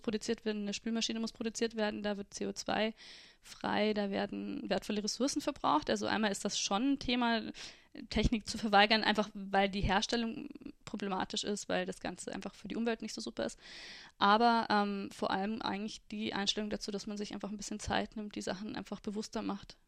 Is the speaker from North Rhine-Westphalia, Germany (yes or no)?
no; Freising, Bavaria, Germany; also born or lived in Südburgenland; now in Austria; Ich bin in Freising aufgewachsen